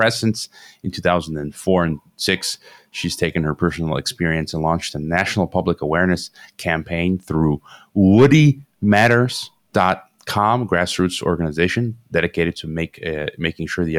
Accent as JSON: {"language": "English", "town": "Chicago", "region": "Illinois", "country": "United States", "moved": "yes", "said": "I'm originally from Chicago, Illinois, but I live around the world"}